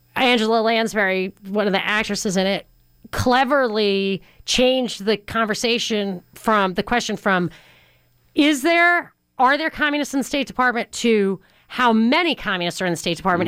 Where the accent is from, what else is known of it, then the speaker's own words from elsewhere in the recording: New York, United States; I grew up in New York